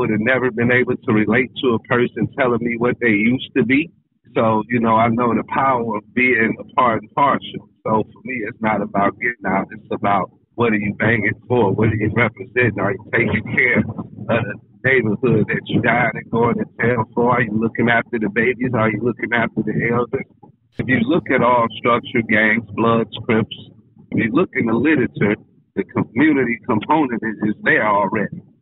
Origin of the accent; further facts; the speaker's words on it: Chicago, Illinois, United States; now in Detroit, United States; I come from Chicago. I brought structured gangism to the Floyd 205 zip code in 1989. It was a beautiful suburb.